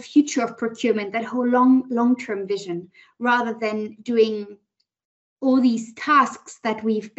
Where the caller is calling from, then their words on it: Berlin, Germany; also born or lived in United States / Switzerland / London / China; Actually, from Berlin at the moment.